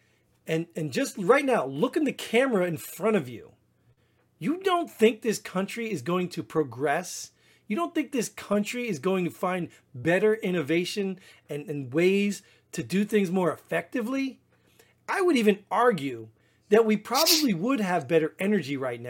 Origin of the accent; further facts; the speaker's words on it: New Jersey, United States; I grew up in Jersey